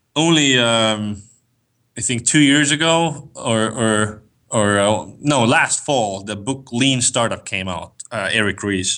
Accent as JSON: {"language": "English", "country": "Estonia", "moved": "as an adult", "lives_now": "United States", "said": "I'm from Estonia. Uh, for the last three years, I've, I've lived in the States"}